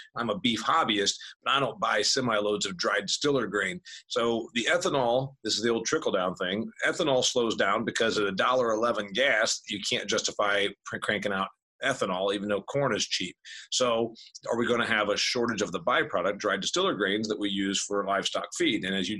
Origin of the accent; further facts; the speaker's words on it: Indiana, United States; You know, she's in Ohio, I'm from Indiana.